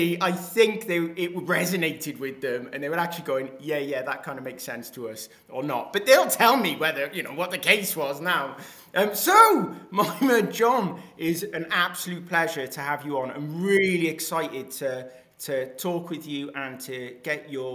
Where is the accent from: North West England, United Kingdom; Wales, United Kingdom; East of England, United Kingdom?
Wales, United Kingdom; me being a Welsh boy